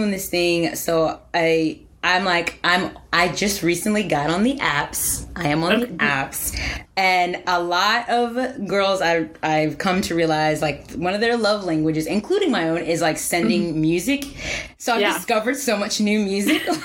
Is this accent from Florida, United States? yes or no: no; Southern Delaware, United States; growing up in Southern Delaware, I listened to a lot of gospel